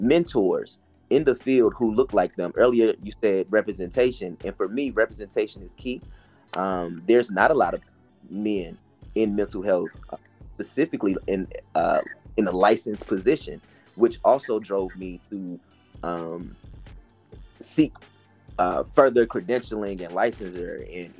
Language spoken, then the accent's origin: English; Fayetteville and Wilmington, North Carolina, United States; also born or lived in Atlanta, Georgia; now in Charlotte, United States; growing up in Atlanta, growing up between Fayetteville and Wilmington, North Carolina, which is where my maternal family is from, where I lived, growing up till I moved to Charlotte